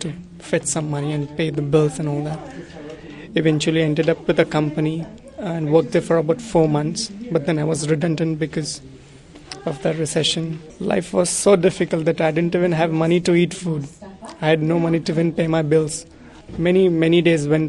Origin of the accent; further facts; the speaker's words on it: India; moved away as an adult; now in New Zealand; I'm from India